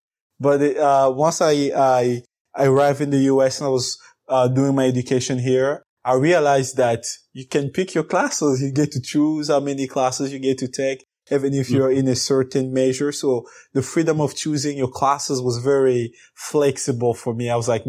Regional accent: DR Congo; born there; English is a second language; I was born in the Congo and it's a French-speaking country.

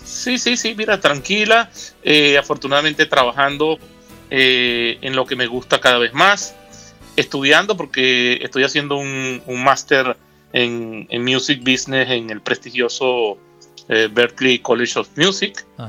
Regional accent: Caracas, Capital District, Venezuela; nací en Caracas, Venezuela.

